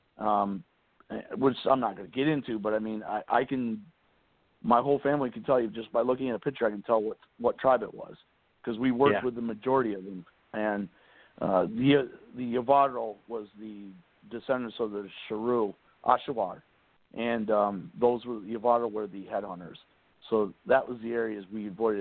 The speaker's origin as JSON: {"language": "English", "region": "Pennsylvania", "country": "United States", "said": "I'm from Pennsylvania"}